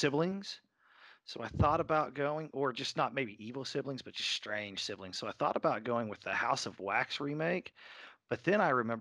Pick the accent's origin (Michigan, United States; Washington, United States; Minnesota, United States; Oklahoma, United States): Oklahoma, United States; I'm from Oklahoma